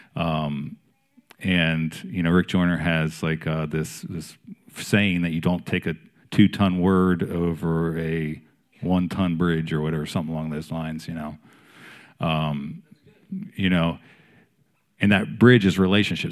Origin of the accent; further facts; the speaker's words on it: Maryland, United States; moved away as an adult; now in Wilmington, United States; I'm from Maryland, and my wife's from Pennsylvania, so we're not, we're not native Southerners.